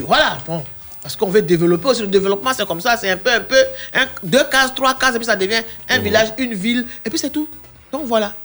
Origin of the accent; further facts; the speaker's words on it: Soubré, Bas-Sassandra, Côte d’Ivoire; je suis allé dans, la Nawa chez moi à Soubré